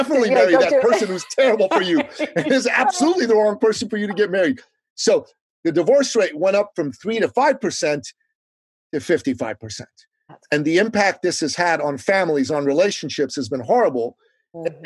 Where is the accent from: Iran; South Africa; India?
Iran; now in United States; I'm an immigrant from the Middle East, from Iran